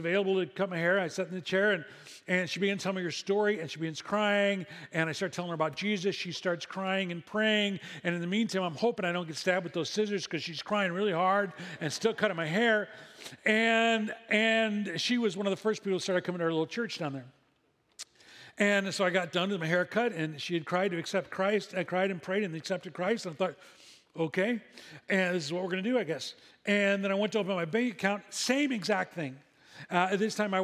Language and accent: English; Midwest, United States; moved away as an adult; now in Seal Beach, United States; We didn't grow up in a coastal community. We grew up in the Midwest